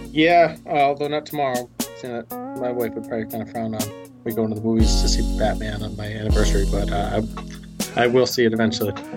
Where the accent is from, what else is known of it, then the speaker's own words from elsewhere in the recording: New England, United States; I grew up in New England